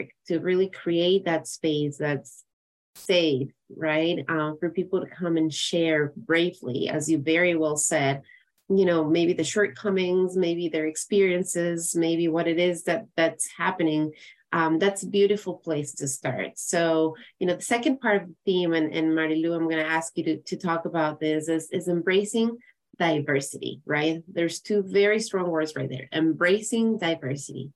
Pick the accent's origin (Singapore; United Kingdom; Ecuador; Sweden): Ecuador; now in United States; I'm from Ecuador, from South America